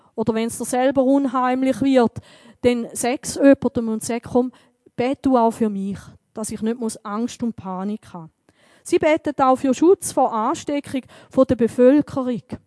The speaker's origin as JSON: {"language": "German", "country": "Switzerland", "said": "bei uns in der Schweiz"}